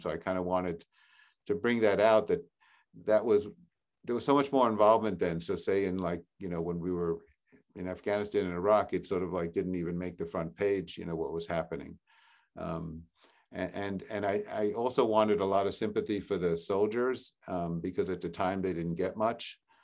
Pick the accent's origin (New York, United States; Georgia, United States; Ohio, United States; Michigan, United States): New York, United States; New York City; now in Newton, United States; I grew up in Regal Park, Forest Hills area, uh, near Queens Boulevard.